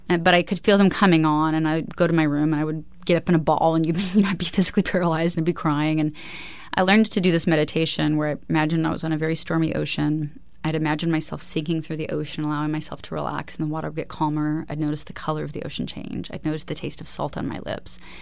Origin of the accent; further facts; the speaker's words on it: Alaska, United States; I was raised in Alaska.